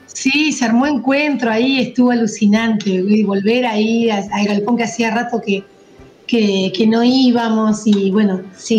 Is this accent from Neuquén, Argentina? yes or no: yes; Zapala, Neuquén, Argentina; also born or lived in Cipolletti (Fiske Menuco), Río Negro; now in Cipolletti, Argentina; yo viví, pasé mi adolescencia, niñez en Zapala